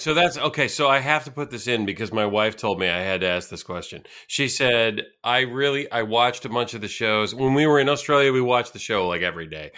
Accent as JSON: {"language": "English", "town": "Santa Cruz", "region": "California", "country": "United States", "tie": "born or raised there", "said": "I grew up in California. I grew up uh, surfing in Santa Cruz"}